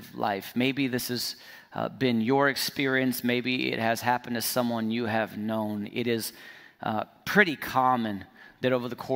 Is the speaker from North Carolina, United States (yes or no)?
no; Fresno, California, United States; We're from Fresno.